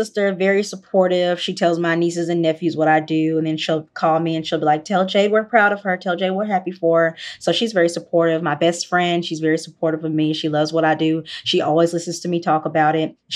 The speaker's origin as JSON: {"language": "English", "town": "Memphis", "region": "Tennessee", "country": "United States", "said": "I'm from Memphis. I'm from the deep South"}